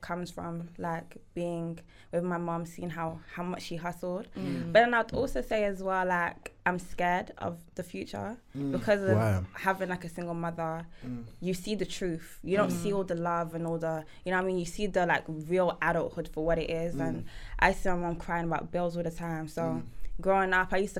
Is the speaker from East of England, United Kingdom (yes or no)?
no; Telford, West Midlands, United Kingdom; also born or lived in Ghana; very quiet. It's a white neighbourhood. I grew up there.